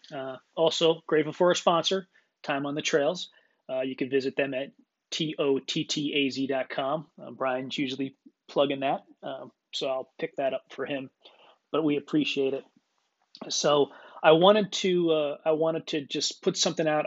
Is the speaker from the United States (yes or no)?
yes; Clarks Summit, Pennsylvania, United States; where we grew up in Northeastern Pennsylvania outside of Scranton, PA, Clark Summit area.